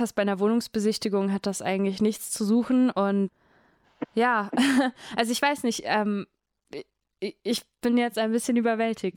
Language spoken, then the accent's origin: German; Croatia; German is a second language; now in Germany; ich bin ja Kroatin